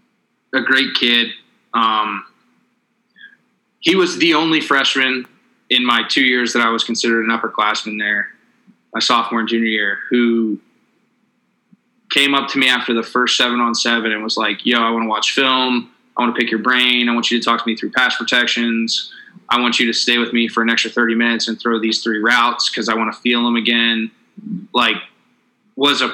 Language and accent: English; Virginia, United States; I grew up in Virginia